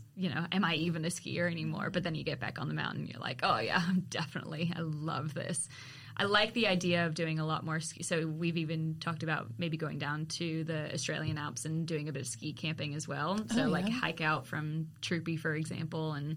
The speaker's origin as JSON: {"language": "English", "town": "Walnut Creek", "region": "California", "country": "United States", "tie": "born or raised there", "moved": "yes", "said": "I grew up in Walnut Creek"}